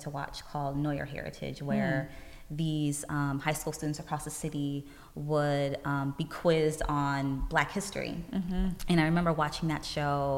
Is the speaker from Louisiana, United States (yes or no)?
no; Chicago, Illinois, United States; I am born and raised right here in the U.S. I grew up in Chicago